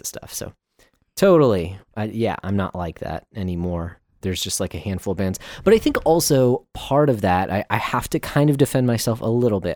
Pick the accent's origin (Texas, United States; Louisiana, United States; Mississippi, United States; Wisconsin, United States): Texas, United States; Texans are very proud that we were actually at one time a country all to ourselves.